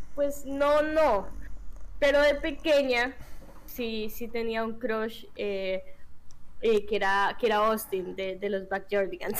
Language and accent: Spanish; Colombia; como buenos colombianos